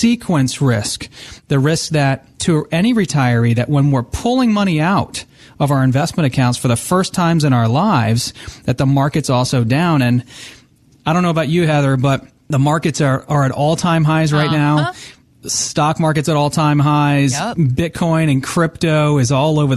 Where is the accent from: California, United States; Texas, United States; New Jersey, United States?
New Jersey, United States; moved away; I was born in New Jersey, and I have a lot of family that still lives in New Jersey, in northern New Jersey